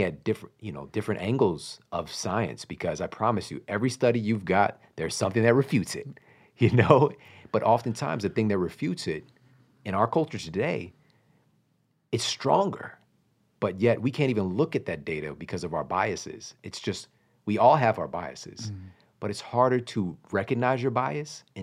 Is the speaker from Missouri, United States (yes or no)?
yes; Ferguson, Missouri, United States; I'm from Ferguson, Missouri. I'm from St. Louis, Missouri